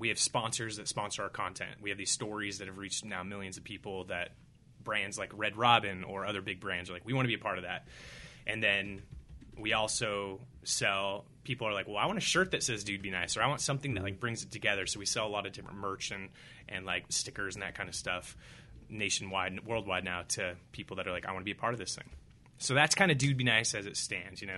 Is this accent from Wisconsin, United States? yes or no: no; Whittier, California, United States; moved away as an adult; I had a good experience growing up in Whittier